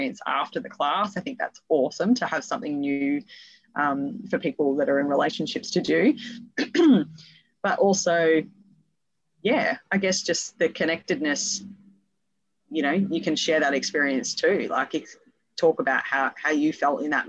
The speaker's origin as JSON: {"language": "English", "town": "Perth", "region": "Western Australia", "country": "Australia", "said": "I'm also from Perth, Western Australia"}